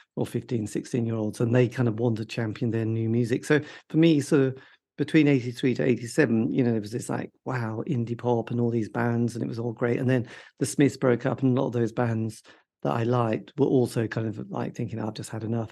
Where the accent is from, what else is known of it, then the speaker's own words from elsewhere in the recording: borders of Norfolk and Suffolk, East of England, United Kingdom; grew up, you know, on the borders of Norfolk and Suffolk